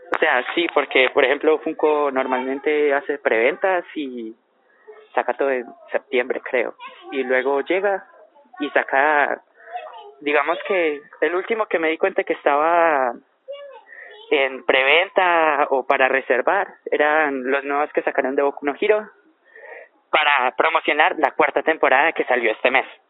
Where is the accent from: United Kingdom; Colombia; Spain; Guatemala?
Colombia; nuestro caso es Colombia